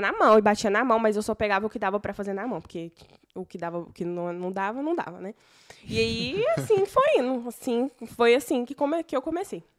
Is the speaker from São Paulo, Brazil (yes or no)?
no; Morrinhos, Goiás, Brazil; moved away; also born or lived in Goiânia; eu sou de Morrinhos, Goiás